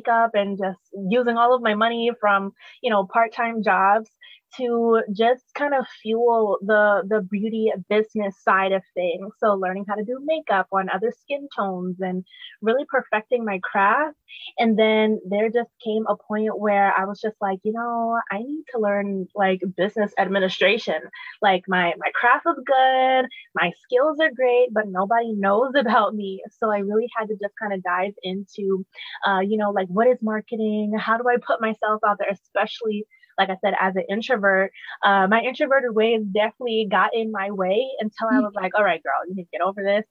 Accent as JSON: {"language": "English", "town": "Charleston", "region": "South Carolina", "country": "United States", "said": "I am from Charleston, South Carolina."}